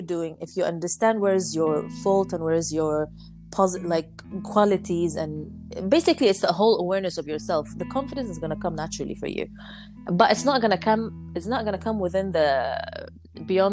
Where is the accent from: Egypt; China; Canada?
Egypt; I come from Egypt